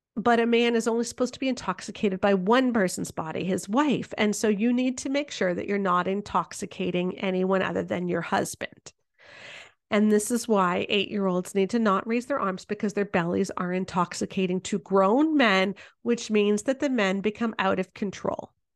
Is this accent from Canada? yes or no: yes; Canada; I'm Canadian